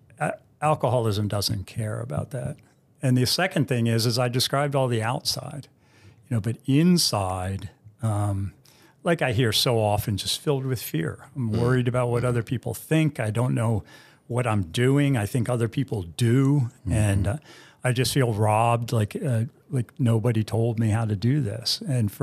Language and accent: English; Bethesda, Maryland, United States; I grew up in Bethesda, so upper middle class